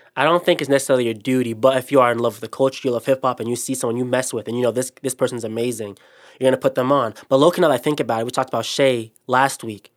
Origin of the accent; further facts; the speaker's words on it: Ohio, United States; we are from Ohio